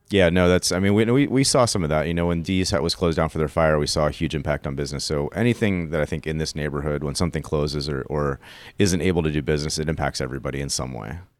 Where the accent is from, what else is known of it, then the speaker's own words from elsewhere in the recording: Pittsburgh, Pennsylvania, United States; I grew up in Frick Park. It's my backyard